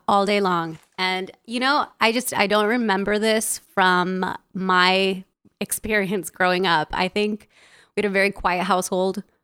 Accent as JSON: {"language": "English", "town": "Los Angeles", "region": "California", "country": "United States", "tie": "born or raised there", "also_born_or_lived": "El Salvador", "said": "grew up in Los Angeles in a very traditional Latin household."}